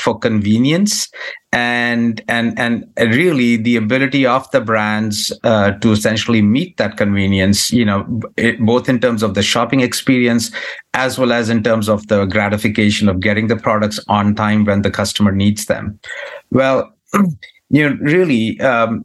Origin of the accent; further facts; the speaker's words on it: India; now in United States; I come from India